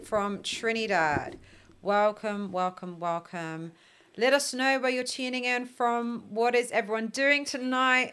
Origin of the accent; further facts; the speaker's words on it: London, United Kingdom; I was raised in Ealing